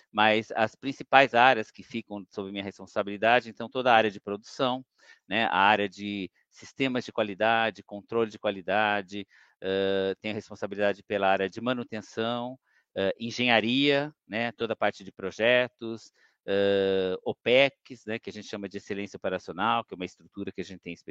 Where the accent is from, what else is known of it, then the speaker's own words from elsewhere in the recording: São Paulo, Brazil; also born or lived in Campinas; eu nasci em Campinas, mas nunca morei, né? Meus pais eram de Campinas, eh, mas sempre morei em São Paulo.